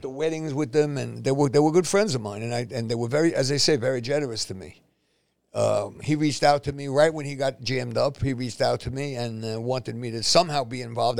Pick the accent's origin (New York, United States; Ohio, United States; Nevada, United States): New York, United States; New York City; moved away as an adult; now in New Jersey, United States; I'm born and raised in Spanish Harlem